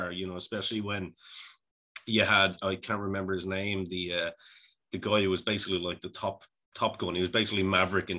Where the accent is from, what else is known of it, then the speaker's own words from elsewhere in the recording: Ireland; I'm a pagan, being an Irishman